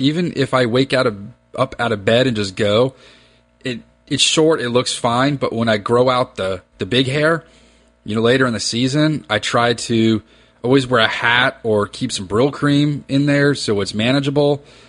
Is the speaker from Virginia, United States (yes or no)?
yes; Reston, Virginia, United States; I grew up in Reston, Virginia